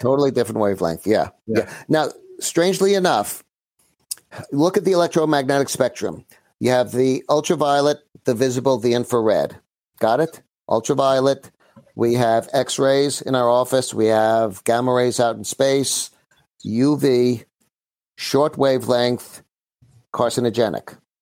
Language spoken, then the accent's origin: English; New York City, New York, United States; also born or lived in Great Neck; I'm from Brooklyn originally.